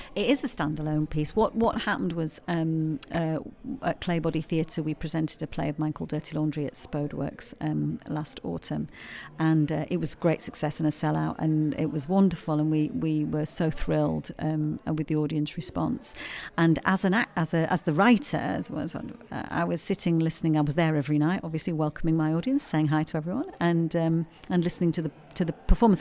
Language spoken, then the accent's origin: English; Yorkshire and the Humber, United Kingdom; accent: Yorkshire; moved away as an adult; now in Stoke-on-Trent, United Kingdom; I'm from Yorkshire, you probably tell from my accent, but I've lived here a long time. I've lived in the Potteries for 17, 18 years now